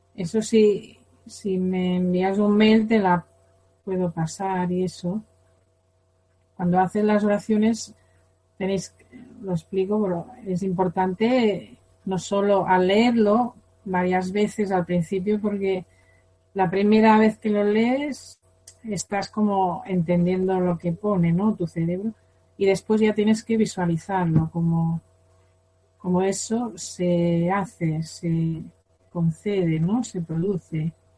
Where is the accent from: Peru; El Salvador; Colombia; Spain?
Spain; Yo por ser española tengo karma de España